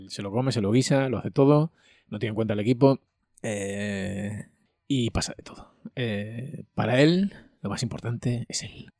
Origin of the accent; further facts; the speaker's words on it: Andalusia, Spain; yo siendo andaluz, también soy casi africano